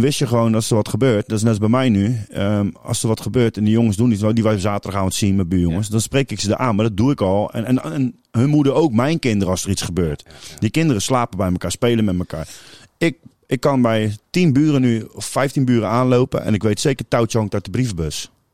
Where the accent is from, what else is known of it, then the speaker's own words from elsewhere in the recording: Capelle aan den IJssel, South Holland, Netherlands; ik kom zelf uit Kralingse Veer